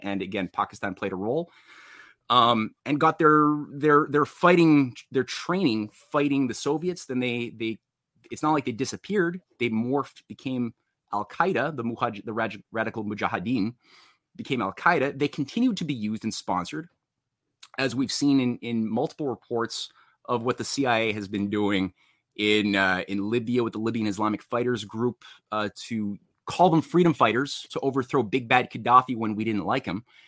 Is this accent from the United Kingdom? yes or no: no; Canada; I was in Canada, I was born in Canada